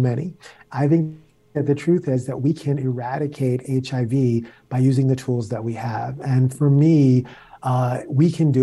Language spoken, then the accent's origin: English; New York City, New York, United States; I grew up in the South Bronx